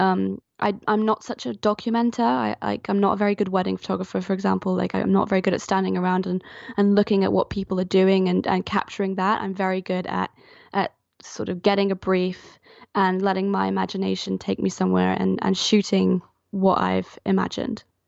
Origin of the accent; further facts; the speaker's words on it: Geneva, Switzerland; moved away as an adult; also born or lived in London; now in Falmouth, United Kingdom; I'm actually from Switzerland. I grew up in Geneva until I was eighteen, and then I moved over to Falmouth, where I live now, for university